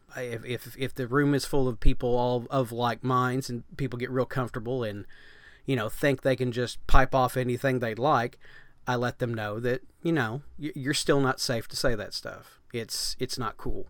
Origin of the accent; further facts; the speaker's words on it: United States; being American